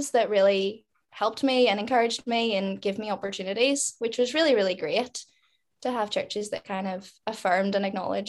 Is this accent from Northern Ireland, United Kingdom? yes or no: yes; Lurgan, Northern Ireland, United Kingdom; we grew up in Lurgan